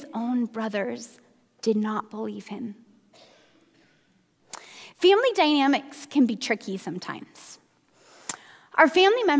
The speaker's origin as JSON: {"language": "English", "region": "Minnesota", "country": "United States", "tie": "born or raised there", "moved": "yes", "lives_now": "Bay Area, United States", "said": "I grew up in Minnesota"}